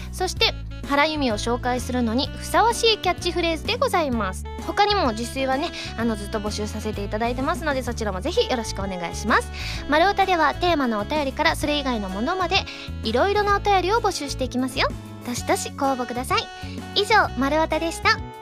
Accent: Osaka, Japan; now in Tokyo, Japan; 大阪帰った時

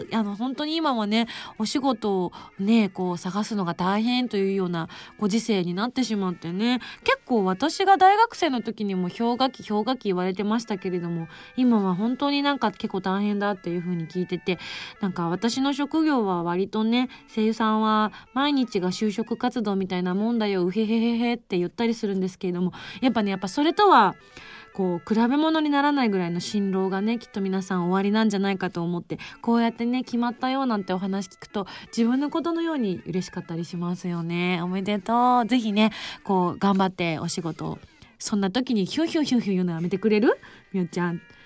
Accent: Yamaguchi, Japan; accent: Yamaguchi dialect; also born or lived in Tokyo; 自分東京弁と山口弁しか知らんけえね

